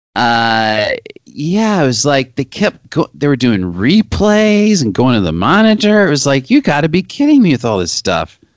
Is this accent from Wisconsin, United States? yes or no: no; Arkansas, United States; moved away as an adult; also born or lived in Amherst, Massachusetts; I'm just from Arkansas